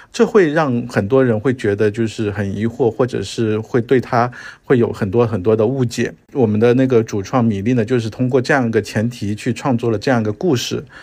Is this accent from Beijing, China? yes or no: no; Guangzhou, Guangdong, China; 我是一个来自广东的，遥远的广东广州的戏剧自媒体人，以及就是演出工作者，最近的话呢，也在做制作人的工作